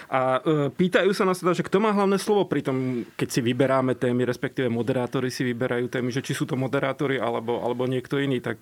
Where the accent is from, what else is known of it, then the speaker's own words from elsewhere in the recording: eastern Slovakia, Slovakia; tým, že ja som z východu, tak ja zase automaticky hovorím sme